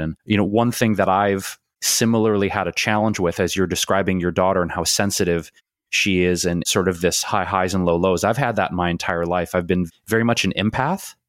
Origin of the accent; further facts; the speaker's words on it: Detroit, Michigan, United States; we grew up in Detroit